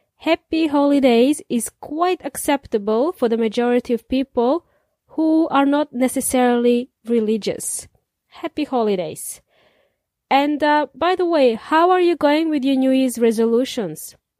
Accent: Serbia; now in New Zealand; In Serbia, we celebrated it in the snow. con nieve. As kids, I remember we played in the snow

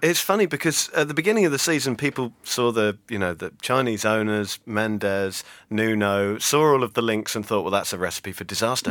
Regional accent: Chelmsford, East of England, United Kingdom; moved away; from my hometown of Chelmsford

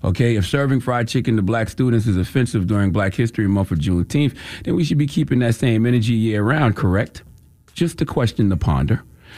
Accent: Moncks Corner, South Carolina, United States; All right, I'm from the South, South Carolina all day. Monk's Corner, what's happening? I was out there with my grandma chasing the chicken.

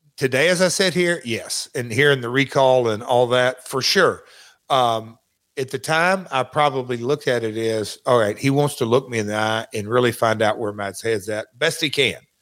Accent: Nashville, Tennessee, United States; accent: Southern; also born or lived in Memphis; I'm from Nashville

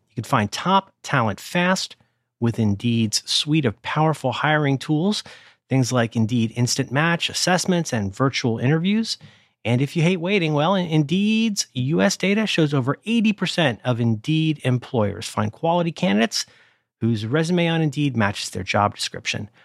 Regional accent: Ohio, United States; moved away; growing up in Ohio

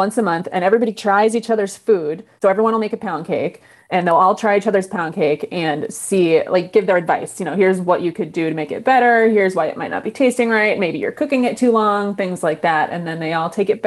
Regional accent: Chicago, Illinois, United States; I'm from Chicago

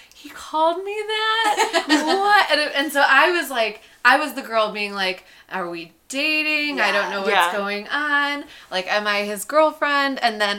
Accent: Chicago, Illinois, United States; moved away as an adult; now in New York, United States; I'm from Chicago, so a lot of people from my graduating high school class went to U of I.

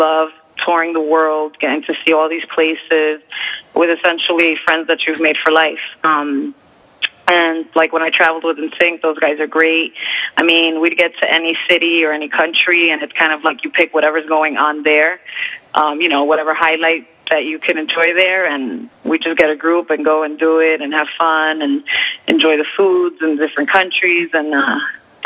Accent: United States; I am from Jersey in New York

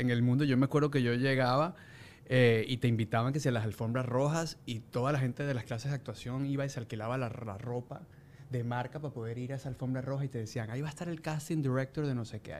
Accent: Venezuela

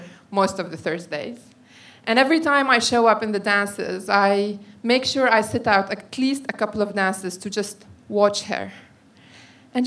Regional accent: Syria; moved away as an adult; now in London, United Kingdom; As a Syrian who's been living in London for 8 years

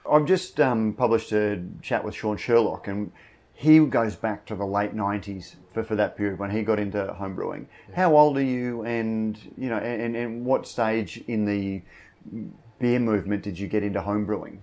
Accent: Queensland, Australia; as a Queenslander, as somebody who sort of has grown up and watched the emergence of craft beer in southeast Queensland

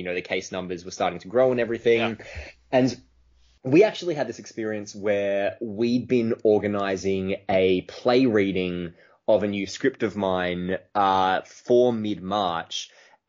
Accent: Melbourne, Victoria, Australia; So I'm from Melbourne, Australia, obviously.

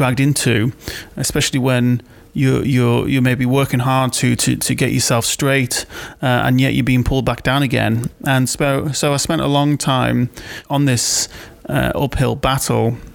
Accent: Wirral, North West England, United Kingdom; now in Manchester, United Kingdom; I grew up in Wirral, 1986, to a single-parent household

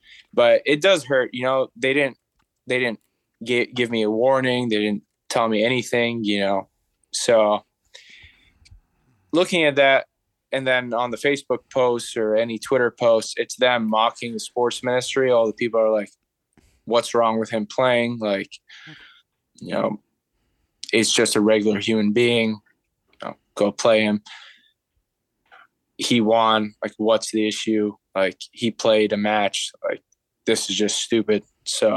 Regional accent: Abu Dhabi, United Arab Emirates; I grew up in Abu Dhabi

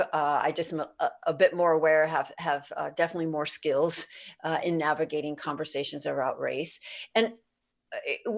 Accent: Bay Area, California, United States; I was raised in poverty, and I mean that explicitly. I grew up in the Bay Area

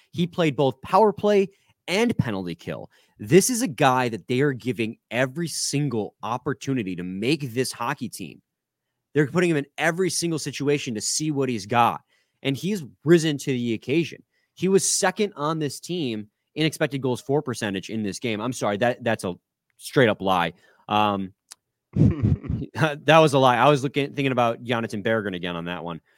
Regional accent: United States; being an American

